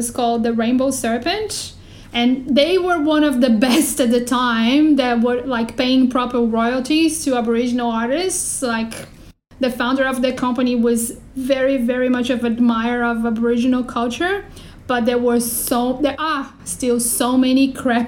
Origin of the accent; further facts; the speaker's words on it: Brazil; moved away; I'm from Brazil originally